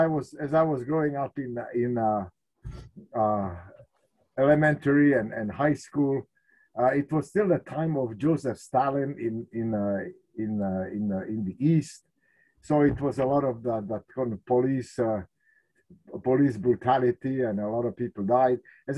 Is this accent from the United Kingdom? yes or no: no; Czechia; born there; As you said, I was born in Czechoslovakia, and I think it could be said that I was born at the wrong time